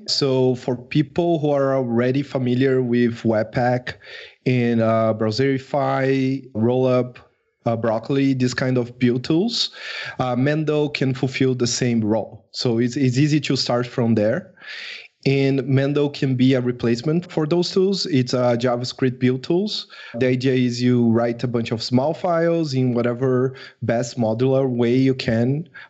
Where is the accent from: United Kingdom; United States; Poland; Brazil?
Brazil; English is a second language; I am from Brazil.